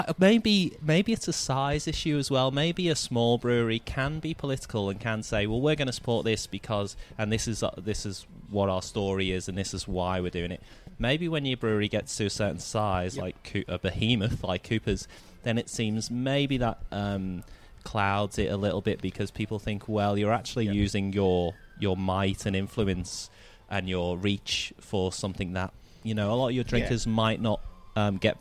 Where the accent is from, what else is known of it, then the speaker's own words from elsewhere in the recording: England, United Kingdom; now in Australia; being English